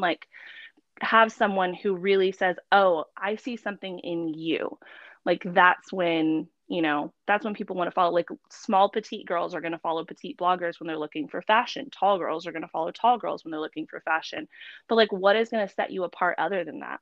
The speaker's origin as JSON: {"language": "English", "town": "San Antonio", "region": "Texas", "country": "United States", "moved": "yes", "lives_now": "Frisco, United States", "said": "I am based in Frisco. I'm originally from San Antonio."}